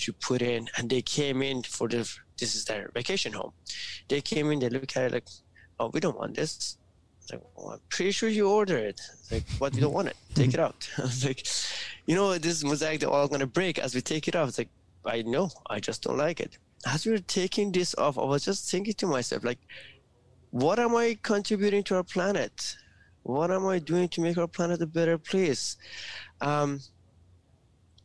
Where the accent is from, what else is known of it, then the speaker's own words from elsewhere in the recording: Iran; moved away; I was born in Iran, and first 6 years of my life, it was during the Iran and Iraq war